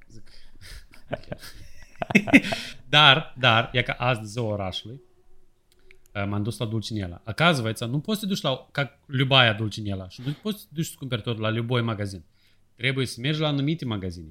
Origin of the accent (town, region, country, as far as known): Moldova; moved away